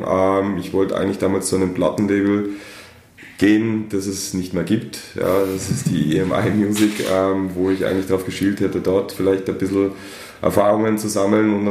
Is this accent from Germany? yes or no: yes; Germany; wie man meinen Dialekt äh, entnehmen kann, bin ich äh, nicht einmal ein echter Österreicher